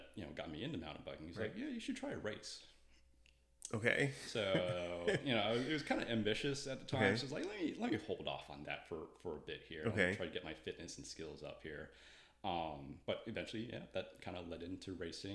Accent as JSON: {"language": "English", "region": "Northern Virginia", "country": "United States", "said": "I'm from Northern Virginia"}